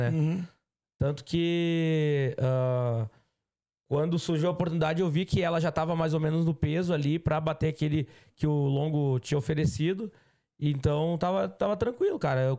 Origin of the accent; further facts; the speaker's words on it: São Paulo, Brazil; E eu sou da região de São Paulo, eu quero, entendeu?